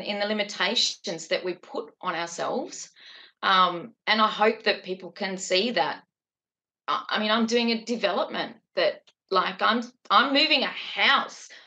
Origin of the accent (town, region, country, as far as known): Newcastle, New South Wales, Australia